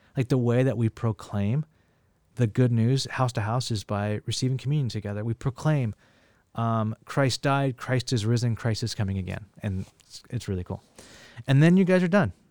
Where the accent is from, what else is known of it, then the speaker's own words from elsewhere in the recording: Bakersfield, California, United States; now in San Francisco, United States; I grew up in the Central Valley of California, Bakersfield